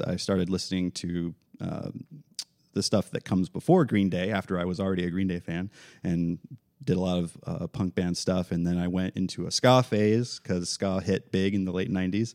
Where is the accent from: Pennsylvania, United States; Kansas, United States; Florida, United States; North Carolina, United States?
Florida, United States; Central; also born or lived in Tennessee; I was born in Tennessee, but Central Florida since I was